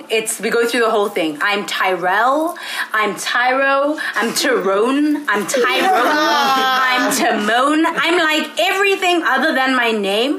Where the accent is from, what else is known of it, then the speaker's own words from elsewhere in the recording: South Africa; moved away as an adult; now in Ithaca, United States; I'm from South Africa